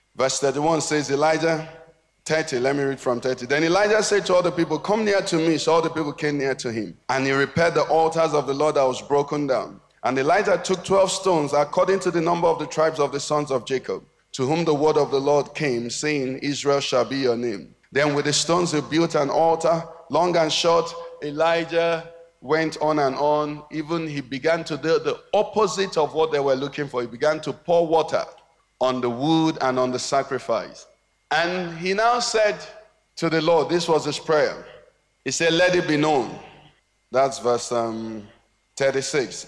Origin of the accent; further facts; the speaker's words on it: Nigeria; we grew up in Nigeria